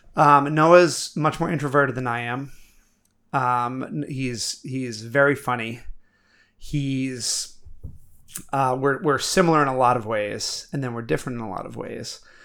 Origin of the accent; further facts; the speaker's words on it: Milo, Maine, United States; now in Portland, United States; growing up in Milo, no one locked our doors.